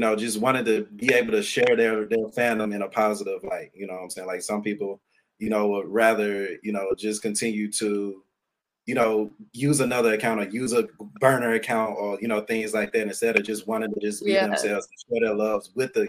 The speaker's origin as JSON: {"language": "English", "town": "Memphis", "region": "Tennessee", "country": "United States", "said": "We're certified Memphian, so we're all from Memphis, we like to say."}